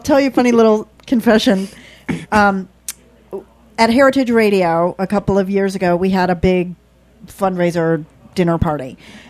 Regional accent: the South, United States; I'm from the South, but my family is from the North.

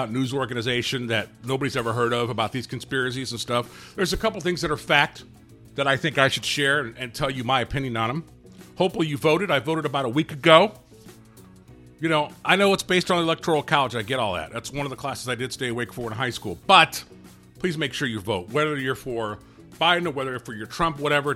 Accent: Gary, Indiana, United States; moved away as an adult; now in New Palestine, United States; I'm from Gary originally, so Calumet High School, or Calumet New Tech. You know, that's my school.

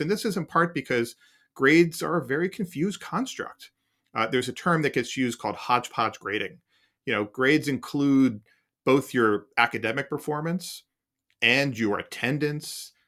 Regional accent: Philadelphia, Pennsylvania, United States; a newspaper I read as a kid growing up in Philadelphia

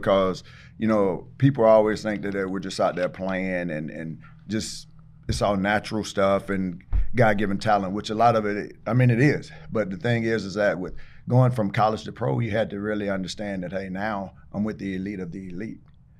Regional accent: Taylors, South Carolina, United States; But yeah, I grew up in the Taylor's area. Went to Riverside High School.

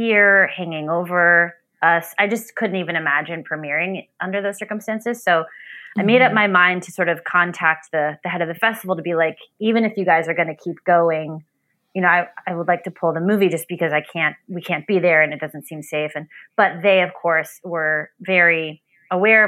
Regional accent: Bethesda, Maryland, United States; I grew up in Bethesda, Maryland

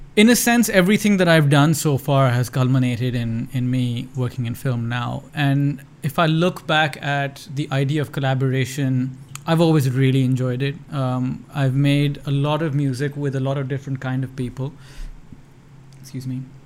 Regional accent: Lahore, Punjab, Pakistan; there was nothing close to a film program in any of the schools that I went to uh, growing up in Lahore

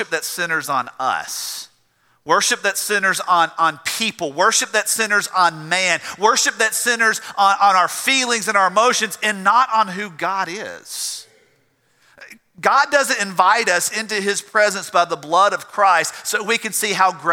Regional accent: South Georgia, United States; I grew up in South Georgia where you had cotton and peanuts and watermelons and cantaloupes and tomatoes

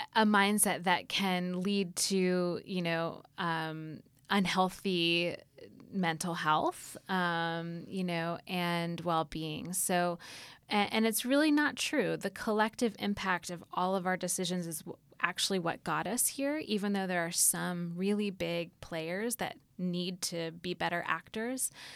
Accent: Atlanta, Georgia, United States; growing up in Atlanta

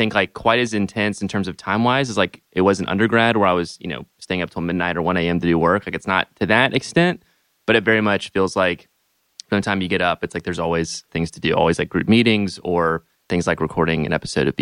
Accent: Atlanta, Georgia, United States; I'm from Atlanta, Georgia. Originally

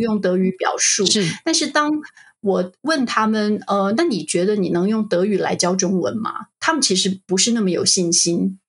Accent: Taiwan; moved away; 那台湾我们会怎么说

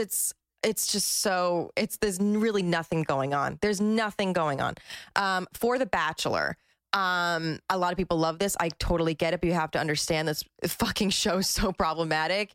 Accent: New Jersey, United States; I'm from Jersey

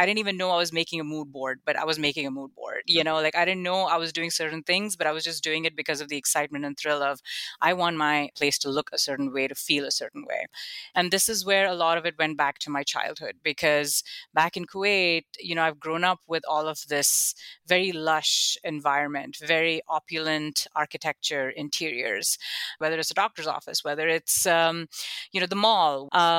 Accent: Buffalo, New York, United States; oh, when I grew up in Buffalo, I saw this.

